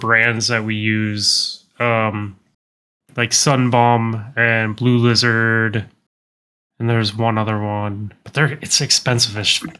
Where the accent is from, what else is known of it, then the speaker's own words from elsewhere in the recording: Midwest, United States; See, I'm from the Midwest